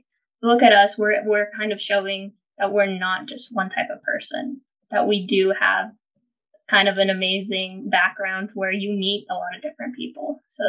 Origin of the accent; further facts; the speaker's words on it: Durham, North Carolina, United States; So Durham is where I'm from.